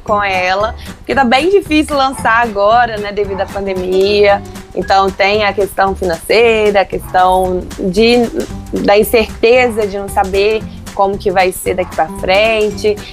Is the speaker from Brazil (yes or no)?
yes; Minas Gerais, Brazil; Como mineiro